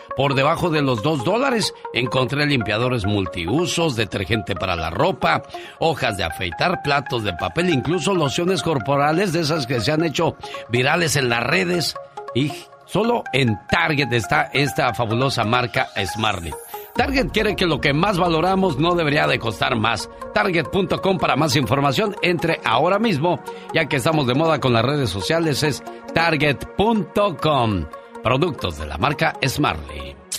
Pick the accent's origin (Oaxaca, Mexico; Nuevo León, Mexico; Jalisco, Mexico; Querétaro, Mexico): Jalisco, Mexico; Zapopan; now in United States; un día salí de Zapopan, Jalisco, pero Zapopan, Jalisco nunca salió de mí